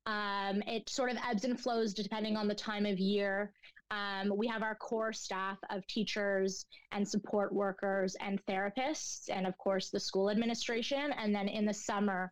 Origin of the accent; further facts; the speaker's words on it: Toronto, Ontario, Canada; also born or lived in Montreal; I grew up in the Jewish school system in Toronto